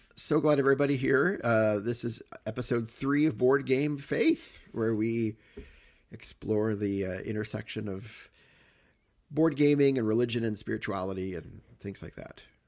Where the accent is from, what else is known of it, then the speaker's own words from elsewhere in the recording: Cape Girardeau, Missouri, United States; growing up in Cape Torino